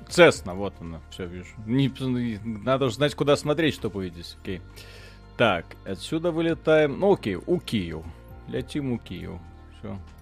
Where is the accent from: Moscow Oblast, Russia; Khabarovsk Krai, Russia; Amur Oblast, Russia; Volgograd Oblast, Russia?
Moscow Oblast, Russia; Zhukovsky; я из Жуковского